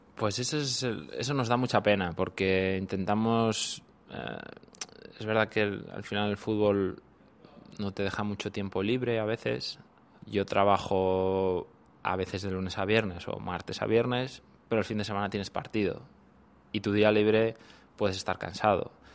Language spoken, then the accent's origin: Spanish; Cantabria, Spain; moved away as an adult; also born or lived in Thailand / Japan; now in Seoul, South Korea; desde los seis años eh, empecé a jugar al equipo de mi, de mi pueblo hasta los 12 que ya me llamó el de, la capital, el Racing de Santander